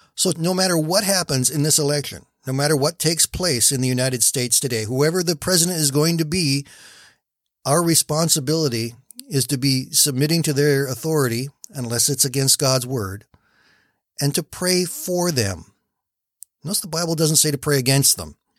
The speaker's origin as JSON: {"language": "English", "country": "Canada", "said": "I am a Canadian"}